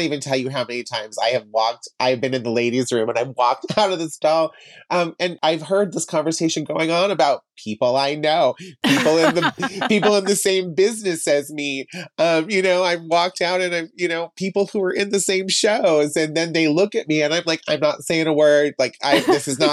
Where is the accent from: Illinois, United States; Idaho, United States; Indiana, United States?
Idaho, United States; Emmett; I am from Emmett.